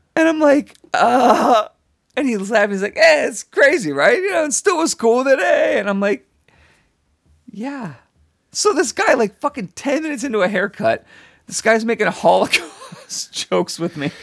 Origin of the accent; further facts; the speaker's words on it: Chicago, Illinois, United States; moved away; I'm from Chicago